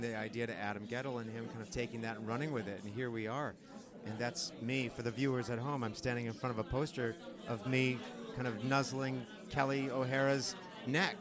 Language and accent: English; Saginaw, Michigan, United States; my hometown saginaw michigan